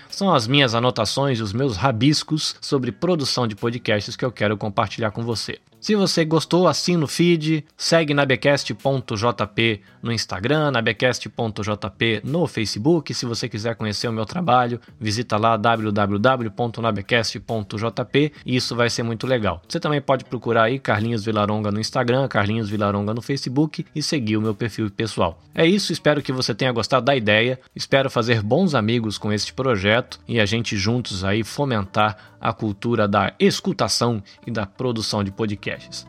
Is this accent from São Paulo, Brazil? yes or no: yes; interior of São Paulo, Brazil; moved away as an adult; also born or lived in Salvador, Bahia, Brazil; now in Shizuoka, Japan; eu sou brasileiro, nascido em Salvador, na Bahia, cresci no interior de São Paulo e vivo aqui na província de Shizuoka, no Japão